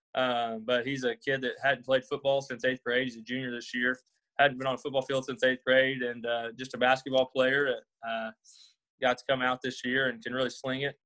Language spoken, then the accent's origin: English; Arkansas, United States; moved away as an adult; now in Pattonsburg, United States; I'm originally from Arkansas. Graduated high school there, went to college there